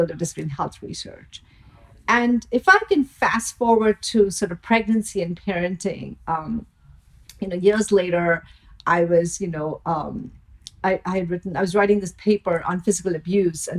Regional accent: India; moved away; I grew up in India

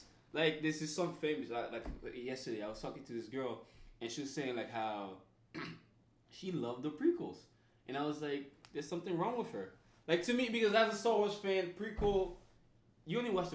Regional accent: Haiti; accent: Haitian; moved away

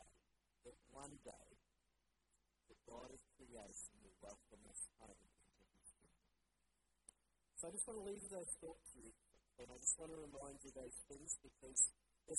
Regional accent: Bundaberg, Queensland, Australia; moved away as an adult; now in Brisbane, Australia; I grew up in Bundaberg, and I love going back to Bundaberg.

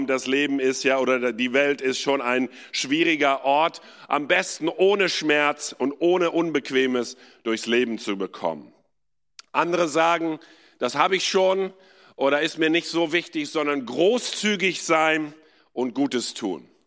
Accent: India; ich bin in Indien geboren und aufgewachsen, war in einer Internatsschule dort

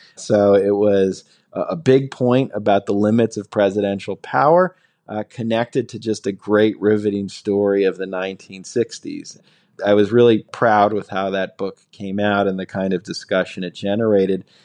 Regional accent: New Jersey, United States; I grew up in New Jersey

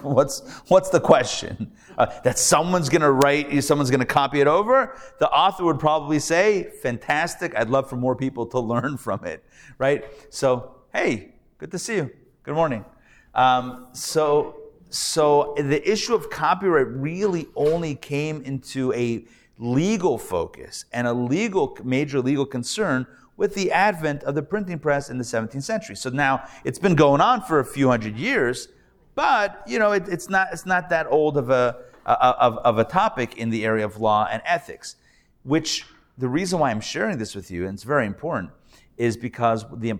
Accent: Pittsburgh, Pennsylvania, United States; now in Atlanta, United States; I'm from Pittsburgh originally, I grew up there.

